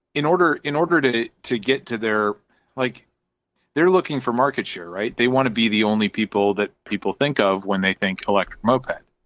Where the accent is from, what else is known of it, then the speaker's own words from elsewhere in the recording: Indiana, United States; I'm from Indiana